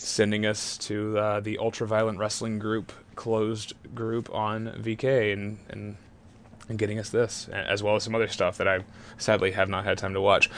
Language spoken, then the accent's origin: English; Texas, United States; I'm from Texas